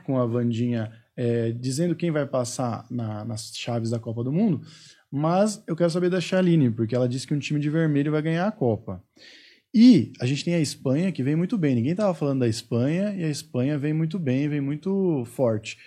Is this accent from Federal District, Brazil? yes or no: no; Osasco, São Paulo, Brazil; eu sou de Osasco